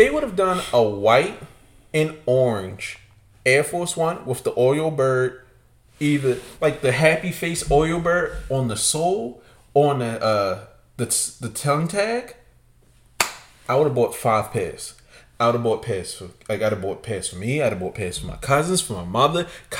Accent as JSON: {"language": "English", "town": "Baltimore", "region": "Maryland", "country": "United States", "said": "I'm a nigga from Baltimore that wanna see Baltimore win."}